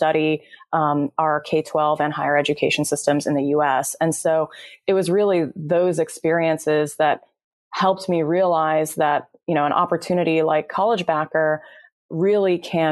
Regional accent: Chicago suburbs, Illinois, United States; now in California, United States; I am originally from the Chicago suburbs, but moved out to California

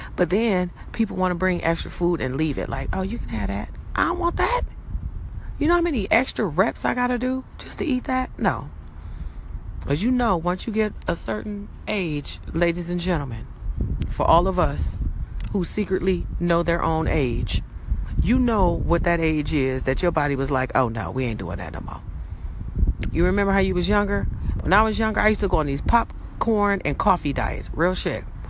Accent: Los Angeles, California, United States; I'm from Cali. I'm from LA.

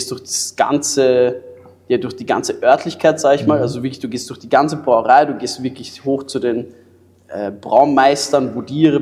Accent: Germany; ich bin Deutscher

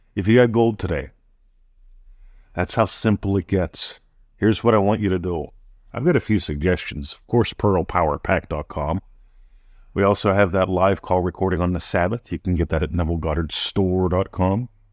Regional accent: Pennsylvania, United States; now in Australia; I was born in Pennsylvania. I'm American, living in Australia

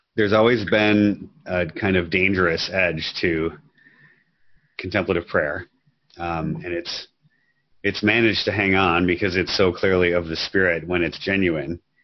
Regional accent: Minnesota, United States; I grew up in Minnesota

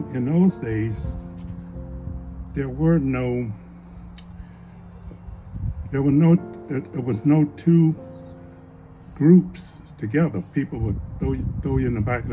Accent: Mississippi Delta, United States; also born or lived in California; now in Anchorage, United States; I grew up in the Mississippi Delta of Mississippi

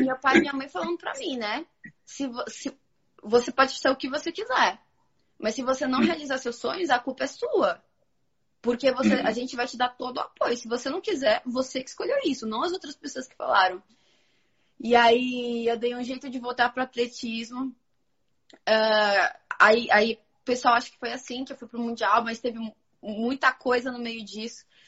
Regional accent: Santo André, São Paulo, Brazil; Santo André, que eu sou de Santo André

